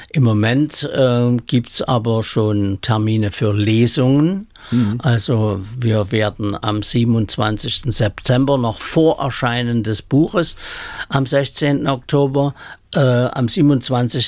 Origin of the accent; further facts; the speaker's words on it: Saxony, Germany; accent: Saxon; in unsere Mundart